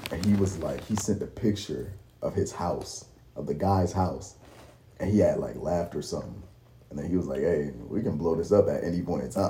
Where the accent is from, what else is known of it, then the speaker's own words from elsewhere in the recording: Baltimore, Maryland, United States; Oh, brother, I'm from Baltimore.